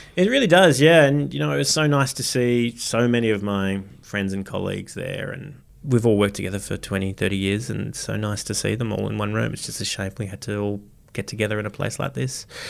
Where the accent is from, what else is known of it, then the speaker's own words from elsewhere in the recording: Parramatta, New South Wales, Australia; someone growing up in Parramatta and, uh, Parramatta City Council, um, area